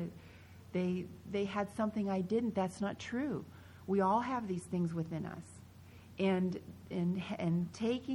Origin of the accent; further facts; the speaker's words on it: Pennsylvania, United States; I grew up in Pennsylvania